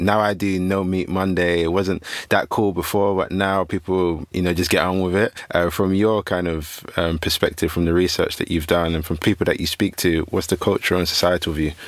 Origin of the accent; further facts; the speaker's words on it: London, United Kingdom; where I grew up in Peckham